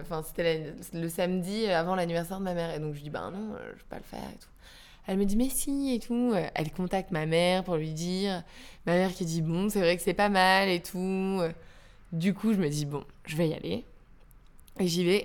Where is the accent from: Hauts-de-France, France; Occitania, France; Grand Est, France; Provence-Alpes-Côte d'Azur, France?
Hauts-de-France, France; Calais; je viens de Calais et j'ai vécu toutes ces usines qui fermaient